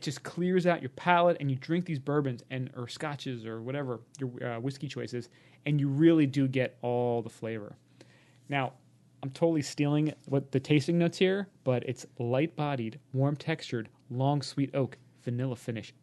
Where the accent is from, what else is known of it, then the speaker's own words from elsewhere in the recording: New York City, New York, United States; I'm from Hollis, Queens, and not from Mount Vernon.